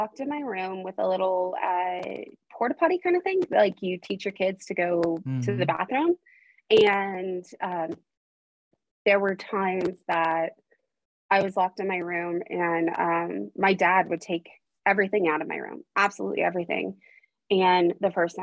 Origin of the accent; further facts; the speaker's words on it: Idaho, United States; also born or lived in Arizona; I was born in Arizona, and at the age of 8, I moved to Idaho.